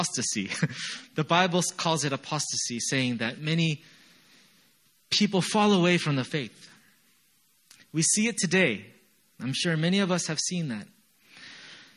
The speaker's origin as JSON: {"language": "English", "country": "United States", "moved": "yes", "said": "I'm from America"}